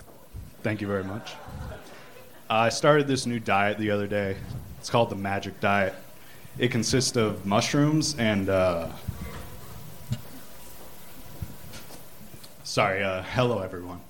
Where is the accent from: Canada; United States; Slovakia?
United States; New Hampshire; I grew up in New Hampshire